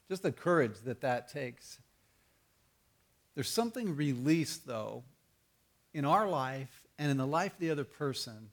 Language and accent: English; Tucson, Arizona, United States; When I was growing up in Tucson